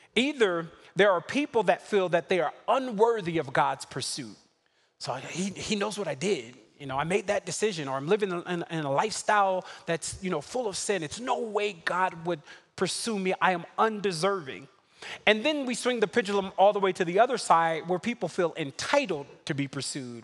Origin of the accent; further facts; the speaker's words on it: New York City, New York, United States; I'm from Brooklyn.